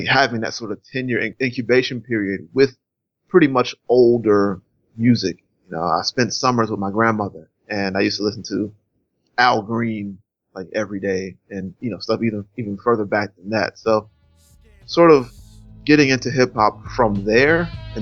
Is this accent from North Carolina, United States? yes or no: yes; Charlotte, North Carolina, United States; also born or lived in Rocky Mount, North Carolina; I spent those first 10 years in Charlotte